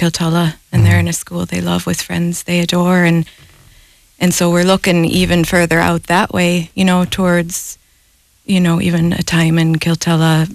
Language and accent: English; United States; moved away as an adult; now in Galway, Ireland; both of us being American